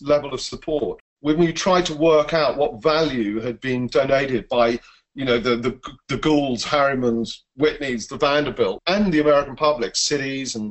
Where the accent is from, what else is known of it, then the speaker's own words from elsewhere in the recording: England, United Kingdom; accent: English; you can tell by my funny voice that I'm English